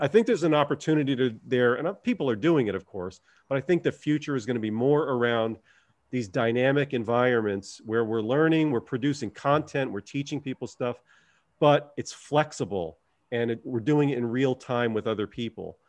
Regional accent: United States; I'm an Italian. I come from the New York, New Jersey area.

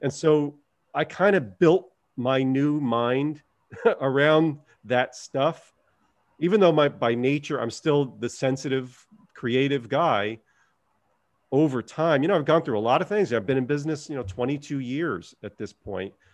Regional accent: United States; I'm an Italian. I come from the New York, New Jersey area.

